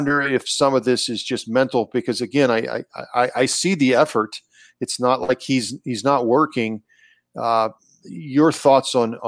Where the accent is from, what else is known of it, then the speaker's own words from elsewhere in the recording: Warren, Ohio, United States; I loved listening to him on the radio growing up in Warren, Ohio, or on TV on KBL.